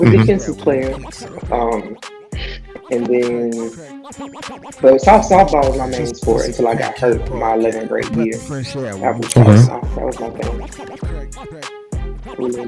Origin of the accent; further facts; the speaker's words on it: Houston, Texas, United States; I am from Houston, Texas. I live in Houston, Texas.